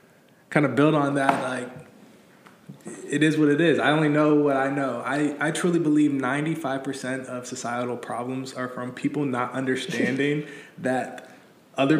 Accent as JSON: {"language": "English", "town": "Columbus", "region": "Ohio", "country": "United States", "tie": "born or raised there", "also_born_or_lived": "suburban Chicago, Illinois", "said": "So I was born in suburban Chicago, raised in Columbus, Ohio. My mom is Turkish. My dad is black."}